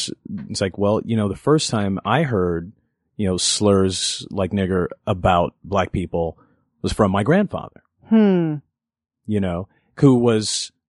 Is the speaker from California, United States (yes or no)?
yes; Los Angeles, California, United States; Inglewood, and then in elementary school moved out to the North Valley.